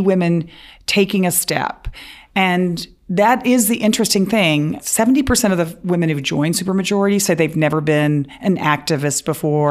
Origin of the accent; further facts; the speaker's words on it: Dallas, Texas, United States; also born or lived in Waco, Texas; We, we grew up in Dallas.